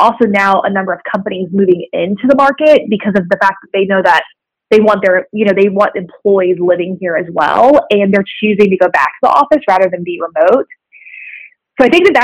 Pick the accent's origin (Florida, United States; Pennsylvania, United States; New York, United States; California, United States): Florida, United States; Tampa; moved away as an adult; now in Chattanooga, United States; I'm from Tampa, Florida. That's where I grew up